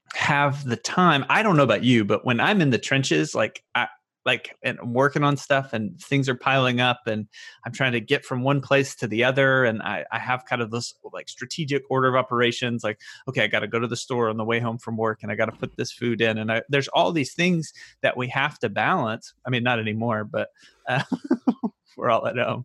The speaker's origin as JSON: {"language": "English", "region": "the South", "country": "United States", "tie": "born or raised there", "said": "all of us growing up in the South"}